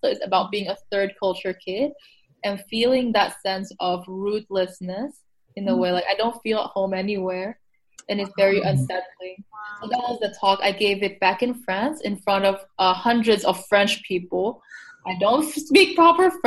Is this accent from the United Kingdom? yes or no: no; Taiwan; I come from Taiwan, so it's a very collectivist society